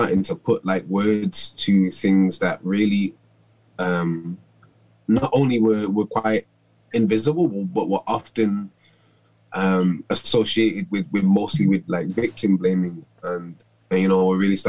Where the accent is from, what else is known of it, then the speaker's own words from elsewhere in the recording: Manchester, North West England, United Kingdom; I grew up in Moss Side in Manchester